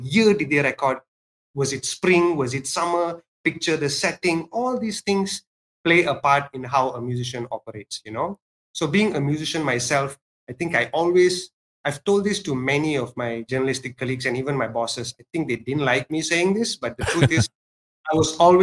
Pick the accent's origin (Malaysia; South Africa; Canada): Malaysia; Ipoh, Perak; moved away; before I left my hometown, I won't say I left my hometown. My dad kind of kicked me out